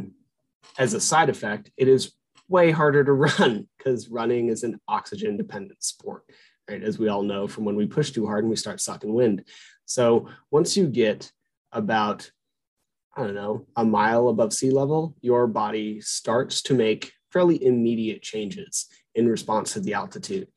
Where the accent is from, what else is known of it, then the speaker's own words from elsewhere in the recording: Albuquerque, New Mexico, United States; I grew up in the mountains. I was born in Albuquerque, New Mexico, at a mile high, and the mountains are my home.